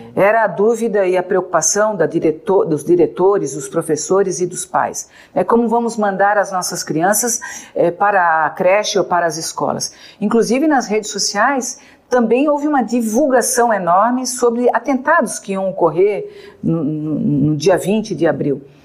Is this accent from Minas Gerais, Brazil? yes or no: no; Santa Catarina, Brazil; eu sou de Santa Catarina